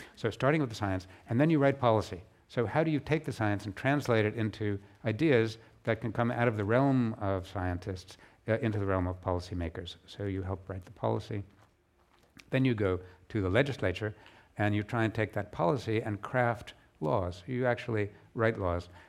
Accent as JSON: {"language": "English", "country": "United Kingdom", "tie": "born or raised there", "said": "my home country of the U K"}